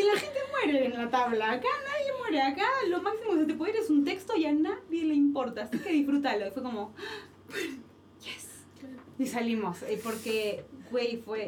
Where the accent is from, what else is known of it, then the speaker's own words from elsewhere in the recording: Argentina; moved away as an adult; now in Mexico; yo estoy aquí, soy en Argentina, que me han dado la posibilidad de, trabajar de lo que amo y lo que sé hacer en, otro país que no es el mío